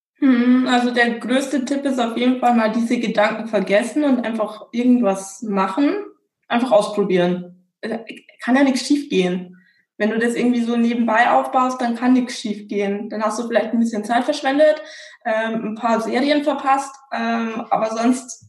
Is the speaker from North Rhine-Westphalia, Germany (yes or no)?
no; Regensburg, Bavaria, Germany; moved away as an adult; ich bin in Bayern aufgewachsen, in Regensburg